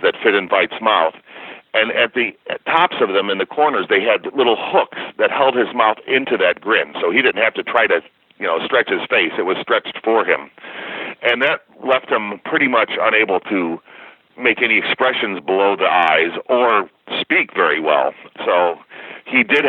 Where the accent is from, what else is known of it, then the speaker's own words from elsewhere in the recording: Chicago, Illinois, United States; I grew up in the Chicagoland area